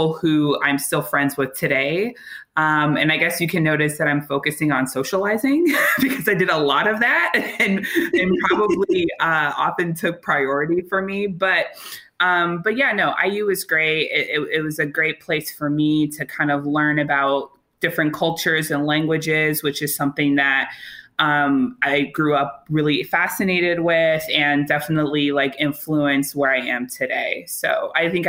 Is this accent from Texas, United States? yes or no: no; Chicago, Illinois, United States; I'm from Chicago, the South Side, Hyde Park